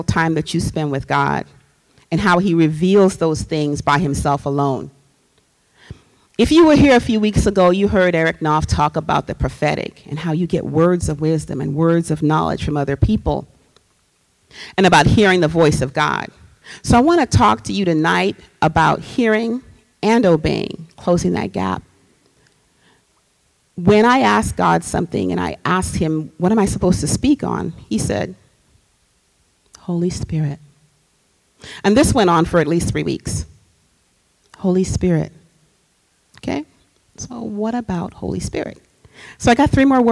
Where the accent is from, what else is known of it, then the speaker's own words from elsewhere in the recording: Trinidad & Tobago; moved away; I'm from Trinidad and Tobago. I grew up with music in the house all the time